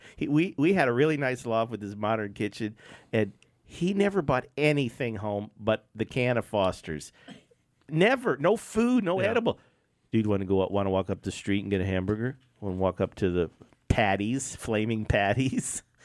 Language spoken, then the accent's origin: English; Los Angeles, California, United States; also born or lived in Long Beach; that's where I was born. Cedars of Lebanon.